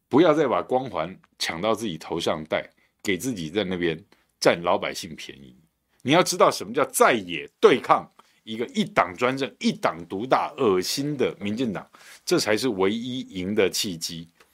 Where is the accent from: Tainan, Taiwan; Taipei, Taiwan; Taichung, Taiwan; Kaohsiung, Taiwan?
Tainan, Taiwan; 我在台南长大的